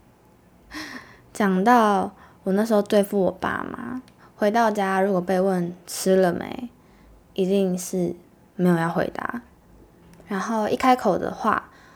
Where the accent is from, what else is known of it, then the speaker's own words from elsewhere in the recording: Taiwan; 我们土生土长的小孩